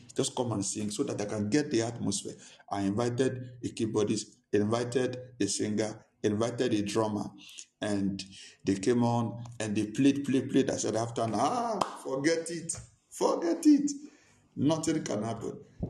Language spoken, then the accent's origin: English; Nigeria; Since I came from Nigeria, nothing is working.